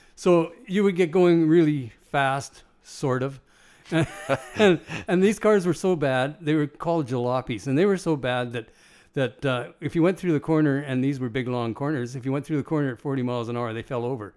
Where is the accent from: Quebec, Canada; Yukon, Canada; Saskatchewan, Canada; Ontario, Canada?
Saskatchewan, Canada; Nipawin; I was from Nipawin